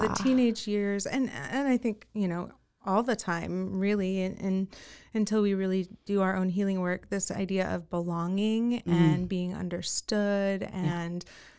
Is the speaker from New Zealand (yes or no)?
yes; New Zealand; born and raised in New Zealand.